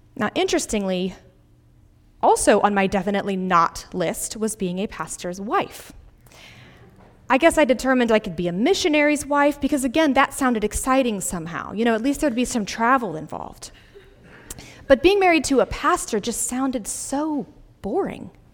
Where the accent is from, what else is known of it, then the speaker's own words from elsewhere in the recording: Greenville, South Carolina, United States; moved away as an adult; my hometown of Greenville, South Carolina